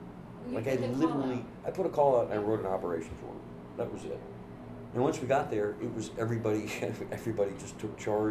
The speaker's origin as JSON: {"language": "English", "region": "the South", "country": "United States", "lives_now": "Los Angeles, United States", "said": "I'm from the Midwest. {S6} Mm-hmm. {S1} I mean, in the South."}